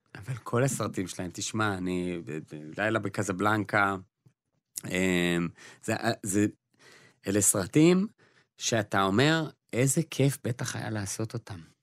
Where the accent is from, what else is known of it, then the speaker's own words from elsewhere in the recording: Israel; אנחנו אה, כישראלים